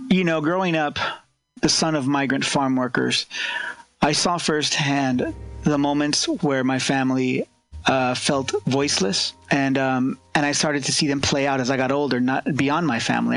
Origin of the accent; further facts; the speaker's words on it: California's San Joaquin Valley, United States; I was born and raised here in California's San Joaquin Valley, the agricultural hub here